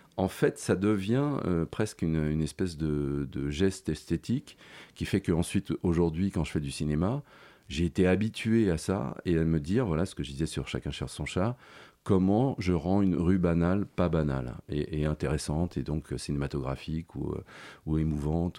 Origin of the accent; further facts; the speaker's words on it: Paris, Île-de-France, France; also born or lived in Neuilly-sur-Seine; j'ai grandi dans le 5e arrondissement